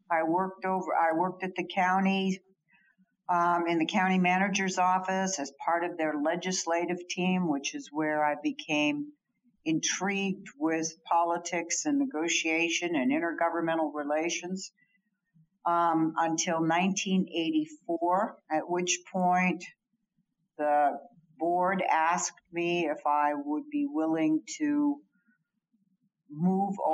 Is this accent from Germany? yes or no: yes; Germany; also born or lived in Libya / Washington DC, United States; So I grew up mostly in Germany. We had a brief stint in Libya and Tripoli before the Americans were thrown out and Wheelus Air Force Base was shut down.